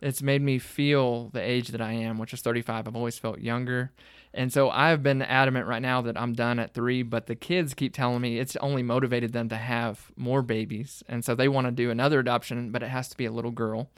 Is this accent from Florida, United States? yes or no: no; Sanger, Texas, United States; moved away as an adult; also born or lived in Panhandle, Texas; now in Fort Stockton, United States; spent fourth grade through graduation there